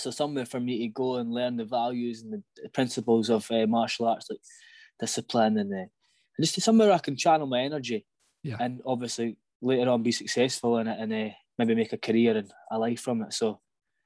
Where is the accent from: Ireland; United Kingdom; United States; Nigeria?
United Kingdom; Falkirk, Scotland; I grew up in Falkirk. I've kind of always lived in the same house in the same place.